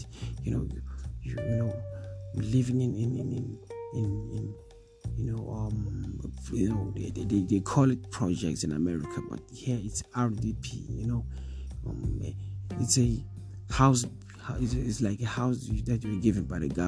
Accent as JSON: {"language": "English", "country": "South Africa", "said": "as a South African young, you know, young youth, young boy"}